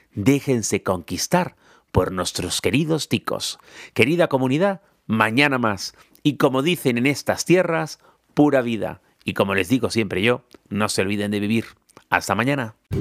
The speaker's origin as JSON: {"language": "Spanish", "country": "Spain", "said": "siendo español"}